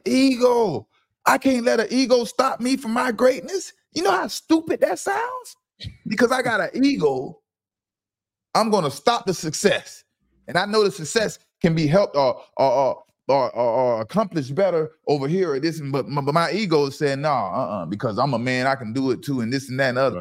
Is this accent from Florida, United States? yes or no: yes; Fort Lauderdale, Florida, United States; I'm from Lauderdale.